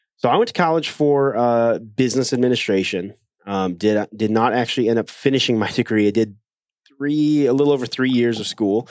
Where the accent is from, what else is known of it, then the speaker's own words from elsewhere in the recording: Ohio, United States; moved away as an adult; also born or lived in South Korea / Iowa / China / Greenville, South Carolina; now in Wisconsin, United States; then I grew up the rest of my childhood in Ohio